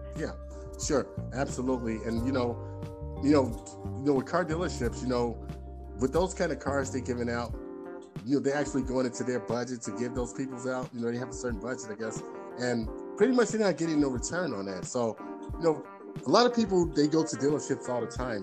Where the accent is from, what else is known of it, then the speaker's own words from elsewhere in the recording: Chicago, Illinois, United States; I'm from Chicago